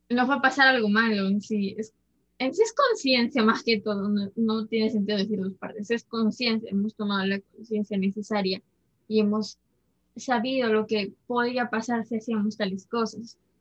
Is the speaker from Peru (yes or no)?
yes; Peru; somos peruanos